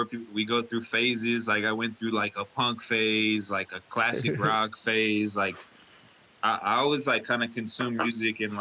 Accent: Simi Valley, California, United States; I was born and raised in Simi, but I went to high school in the valley

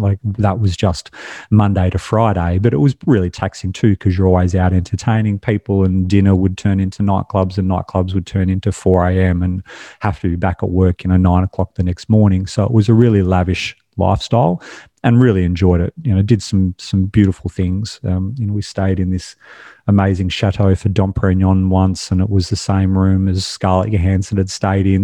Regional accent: Australia; I was born and raised in Australia.

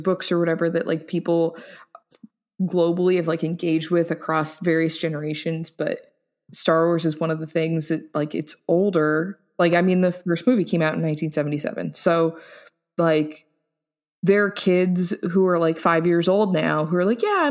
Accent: United States; as an American

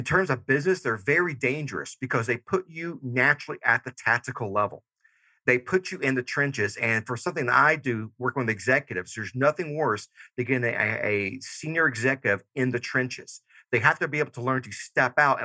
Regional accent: Georgia, United States; moved away; I'm originally from Georgia. So I still say y'all

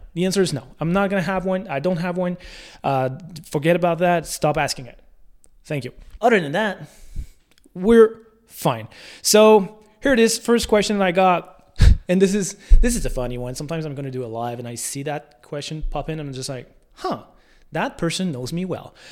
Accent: La Tuque, Quebec, Canada; born or raised there

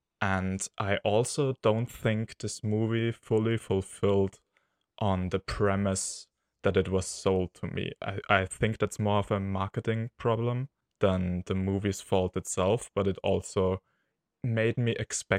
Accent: Austria; from Austria.

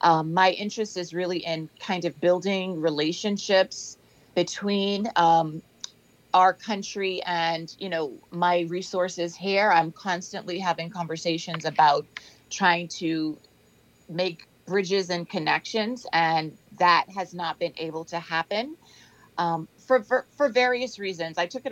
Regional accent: Nassau, New Providence, Bahamas; moved away as an adult; also born or lived in Freeport, Bahamas; now in Fort Lauderdale, United States; I am in sunny South Florida, originally from Freeport, and I grew up in Nassau. I finished high school in the Bahamas. I started school in the Bahamas and finished in the Bahamas.

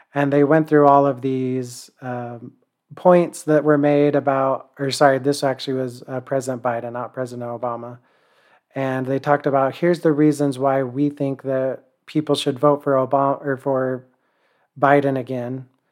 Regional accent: United States

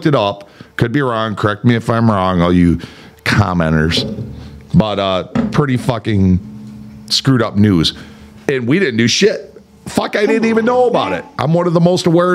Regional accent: United States; as an American

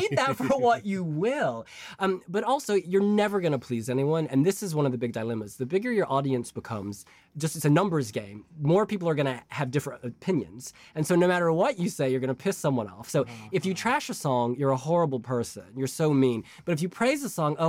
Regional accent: United States; moved away; I'm American.

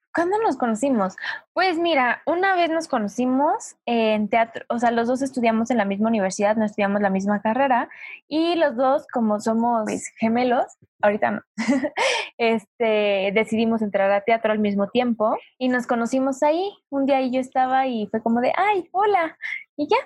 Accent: Mexico City, Mexico; also born or lived in Zumpango; Yo soy de, aquí de la CDMX. Viví ahí tres años nada más

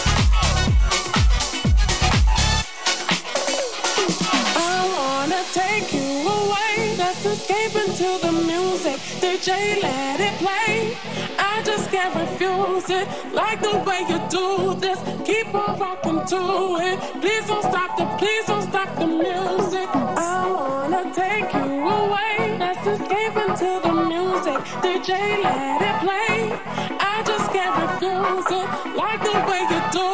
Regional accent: Spain; I am from Spain.

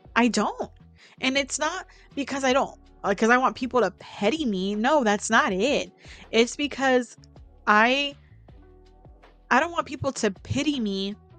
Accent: Bay Area, California, United States; also born or lived in Central Valley, California; I came from the Bay Area.

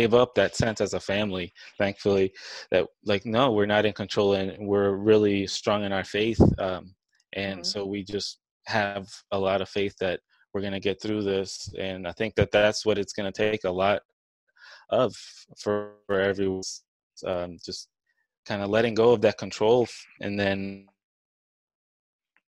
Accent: New Orleans, Louisiana, United States; now in Dallas, United States; I'm from New Orleans

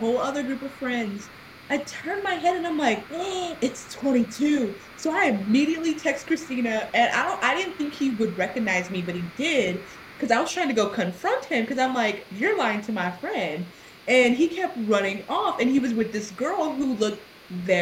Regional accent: Texas, United States; moved away; my hometown in Texas

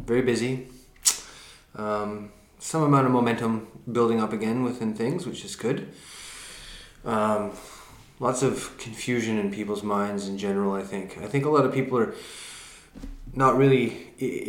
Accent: Canada; being Canadian

